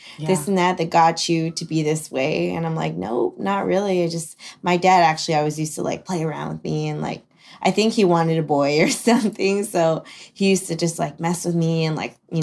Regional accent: Redondo Beach, California, United States; I am from Redondo Beach, South Bay

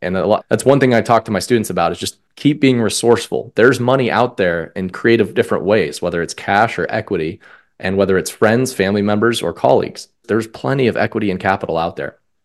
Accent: Colorado, United States; moved away as an adult; also born or lived in Omaha, Nebraska; I grew up in Colorado

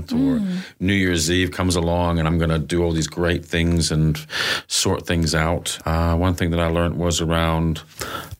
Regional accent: Canada; moved away; I remember as a kid growing up in Canada

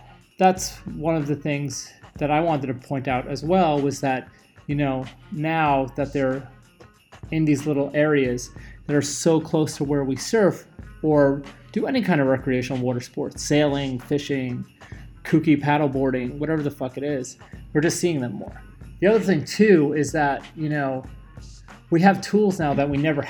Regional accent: New York, United States; growing up in New York

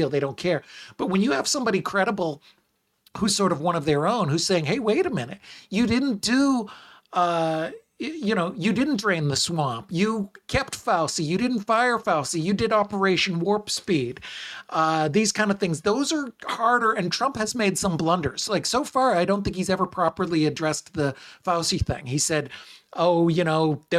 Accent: United States; as an American

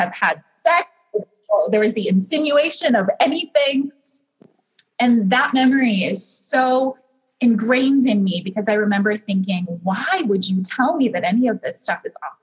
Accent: Cleveland, Ohio, United States; as a child I grew up in Cleveland

